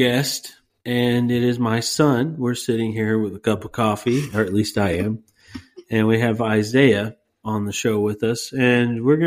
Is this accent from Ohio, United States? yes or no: no; Texas, United States; moved away; we're from Texas.